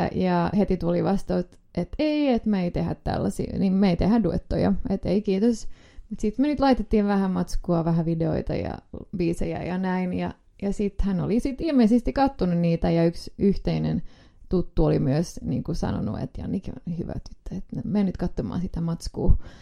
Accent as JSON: {"language": "Finnish", "country": "Finland", "said": "ollaan Suomesta"}